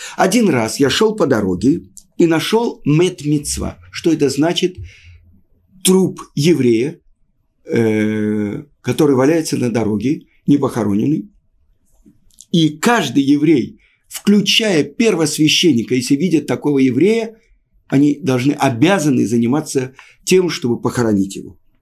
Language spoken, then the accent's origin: Russian; Russia; moved away as an adult; also born or lived in Moscow, Russia; now in Israel; мы, люди из России